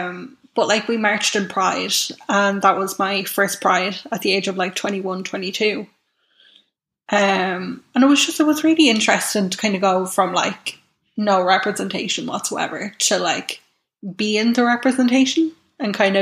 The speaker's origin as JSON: {"language": "English", "town": "Navan", "region": "Leinster", "country": "Ireland", "tie": "born or raised there", "said": "I grew up in Navan"}